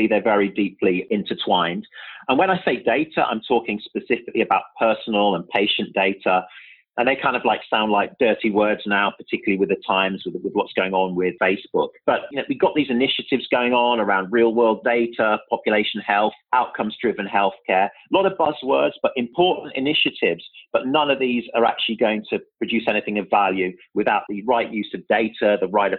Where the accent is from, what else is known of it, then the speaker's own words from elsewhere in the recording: Birmingham, West Midlands, United Kingdom; also born or lived in London; now in New York, United States; I'm actually originally from Birmingham, so I don't want to forget my roots. So that's where I'm originally from in the UK